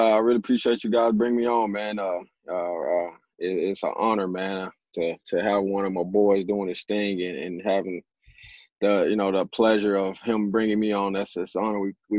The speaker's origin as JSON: {"language": "English", "town": "Dallas", "region": "Texas", "country": "United States", "tie": "born or raised there", "said": "born and raised in Dallas, inner city of Dallas, you know, had a very humbling upbringing."}